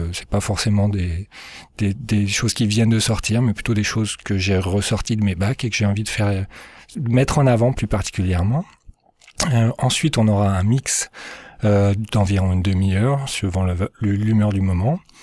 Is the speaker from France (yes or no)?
yes; Lyon, Auvergne-Rhône-Alpes, France; moved away as an adult; now in Moncton, Canada; je suis lyonnais, donc euh, originaire de Lyon en France